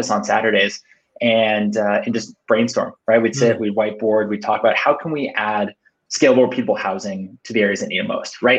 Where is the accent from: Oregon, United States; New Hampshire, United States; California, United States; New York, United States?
California, United States; Cupertino; I was born and raised in Cupertino